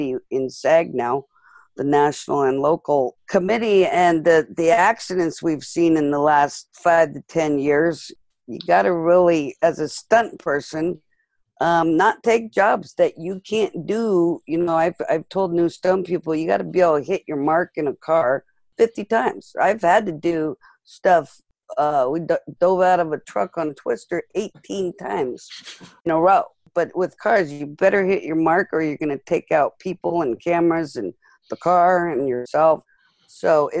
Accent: Malibu, California, United States; we grew up in Malibu

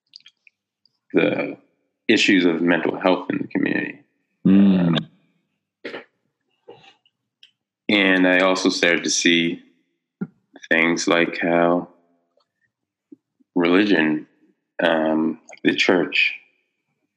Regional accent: North Preston, Nova Scotia, Canada; I grew up in North Preston. I lived there for most of my life.

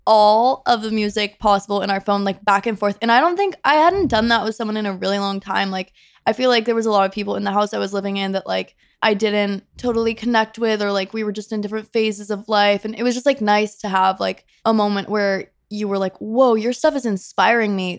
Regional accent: Rhode Island, United States; moved away as an adult; I'm from Rhode Island. I moved here in twenty seventeen, a week after I graduated high school.

